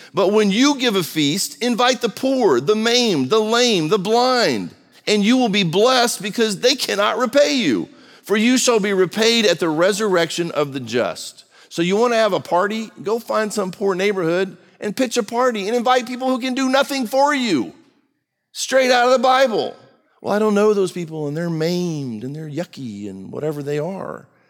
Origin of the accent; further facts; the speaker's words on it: United States; I was born in America